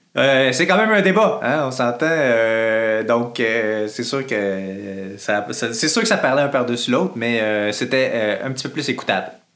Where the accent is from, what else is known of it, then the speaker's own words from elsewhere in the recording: Quebec, Canada; en tant que Québécois